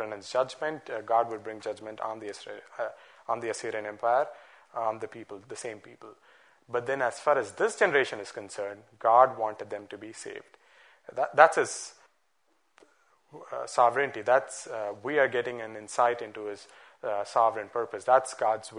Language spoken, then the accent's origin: English; Bangalore, Karnataka, India; Growing up in Bangalore